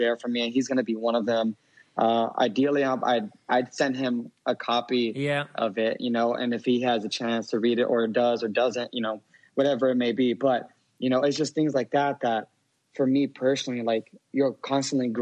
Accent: Miami, Florida, United States; I was born in South Florida in Miami

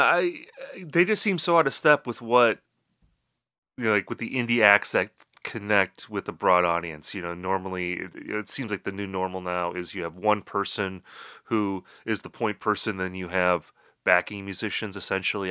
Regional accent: Midwest, United States; accent: Midwestern; my Midwestern accent

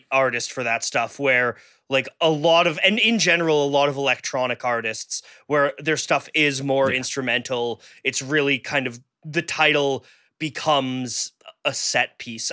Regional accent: Canada; I'm Canadian

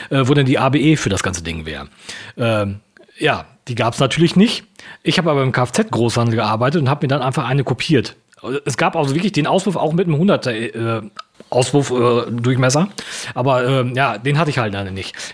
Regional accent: East Germany, Germany; ich komme ja ursprünglich aus dem Osten und äh, bin quasi in der, dieser Wendezeit auch groß geworden

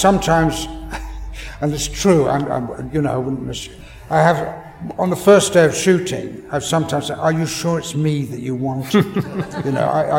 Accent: England, United Kingdom; as an Englishman

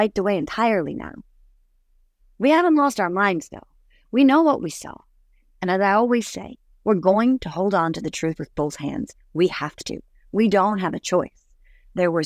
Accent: United States; as an American

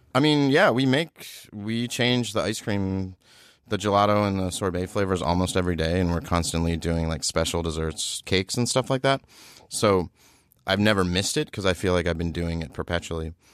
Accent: Baltimore, Maryland, United States; as a kid, I lived in, I grew up in Baltimore

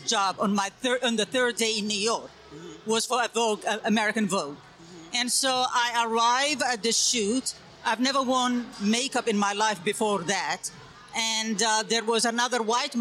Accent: Somalia; now in United States; I come from Somalia, and actually it was very weird for me when I came to the United States

